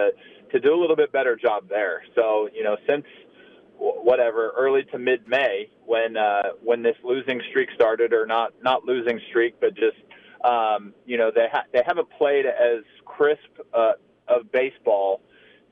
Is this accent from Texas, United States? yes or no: yes; Texas, United States; growing up in Texas